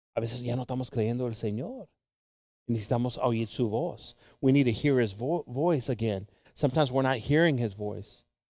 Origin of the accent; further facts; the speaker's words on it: Mexico; Tenemos mucho orgullo como mexicanos